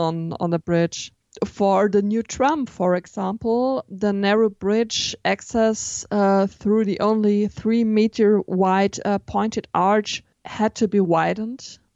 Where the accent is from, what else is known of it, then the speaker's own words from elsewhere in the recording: Baden-Württemberg, Germany; English is a second language; where I come from, this is not, uh, very far away from Stuttgart. It's about twenty kilometers